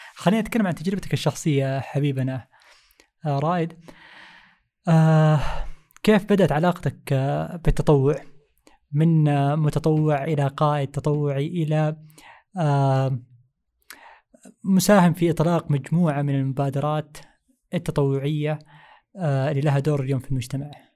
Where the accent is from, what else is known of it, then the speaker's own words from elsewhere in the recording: Jeddah, Makkah Province, Saudi Arabia; نحن عندنا في جدة